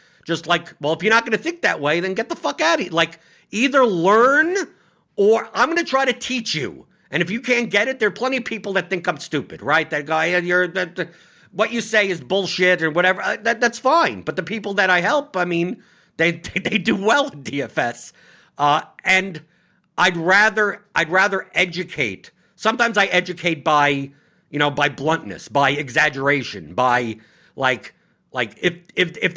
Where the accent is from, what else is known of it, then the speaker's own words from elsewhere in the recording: New York, United States; I'm from New York, so I speak very bluntly and honestly.